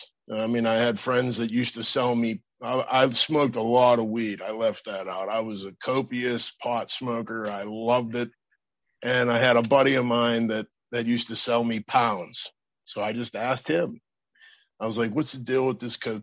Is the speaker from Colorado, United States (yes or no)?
no; Pittsburgh, Pennsylvania, United States; also born or lived in Berlin / Florida; I went back home to Pittsburgh after a 4 year military career there